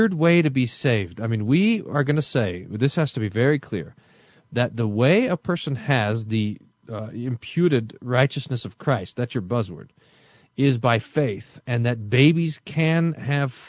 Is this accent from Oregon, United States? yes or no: no; Texas, United States; I'm from Texas